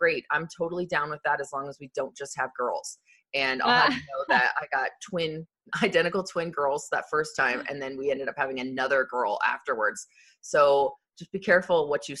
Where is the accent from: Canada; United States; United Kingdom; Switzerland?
United States; Arizona; I grew up in Arizona